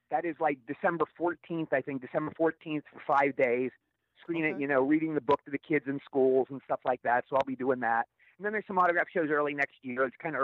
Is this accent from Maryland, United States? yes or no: yes; Cumberland, Maryland, United States; moved away; going to Cumberland, Maryland, my hometown.